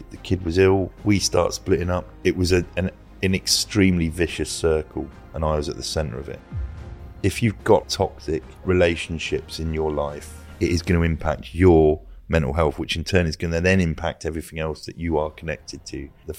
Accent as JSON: {"language": "English", "town": "Luton", "region": "East of England", "country": "United Kingdom", "tie": "born or raised there", "said": "The other one was I grew up in Luton. It's not an affluent area. It wasn't where I was anyway."}